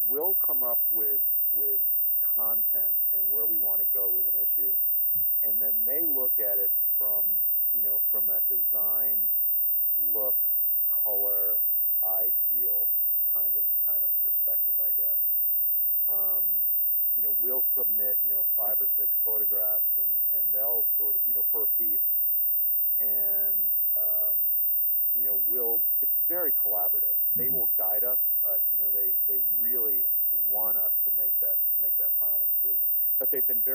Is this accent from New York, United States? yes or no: no; Connecticut, United States; now in Maine, United States; I grew up in Connecticut.